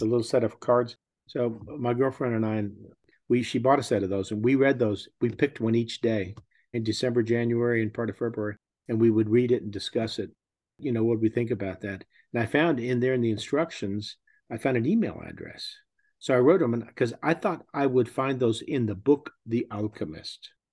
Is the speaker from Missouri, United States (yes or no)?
no; Texas, United States; I'm from Texas